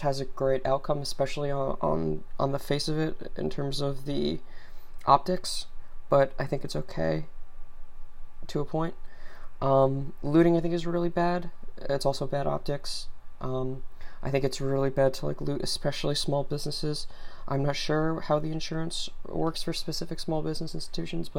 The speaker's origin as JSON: {"language": "English", "country": "United States", "said": "as an American"}